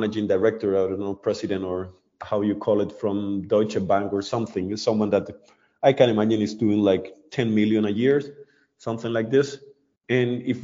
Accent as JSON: {"language": "English", "country": "Colombia", "moved": "yes", "lives_now": "Germany", "said": "I'm from Colombia"}